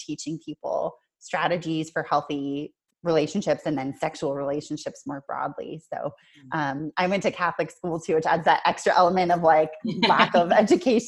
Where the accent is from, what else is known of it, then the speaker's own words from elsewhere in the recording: Canada; now in Auckland, New Zealand; I'm Canadian